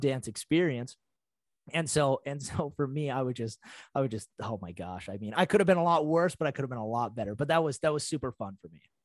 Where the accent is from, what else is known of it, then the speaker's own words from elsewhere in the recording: Montana, United States; growing up in Montana